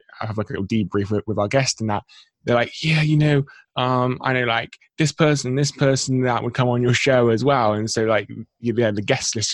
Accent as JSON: {"language": "English", "region": "England", "country": "United Kingdom", "tie": "born or raised there", "said": "I'm born and bred in England, 23 years of age."}